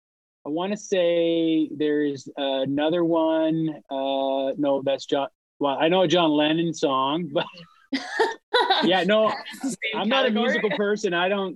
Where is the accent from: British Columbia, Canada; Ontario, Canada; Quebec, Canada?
British Columbia, Canada; Powell River; moved away as an adult; also born or lived in Winnipeg / Vancouver; My hometown, Powell River.